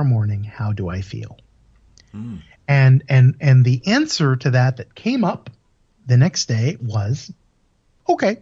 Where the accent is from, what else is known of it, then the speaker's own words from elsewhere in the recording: United States; moved away as an adult; also born or lived in Europe; I'm originally from the States